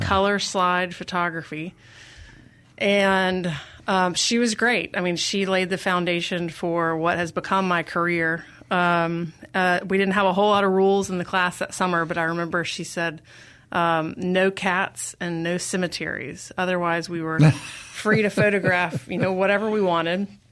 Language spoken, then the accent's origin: English; Jackson, Mississippi, United States; now in Durham, United States; I grew up in Jackson. Yep, I, um, am a product of Jackson Public Schools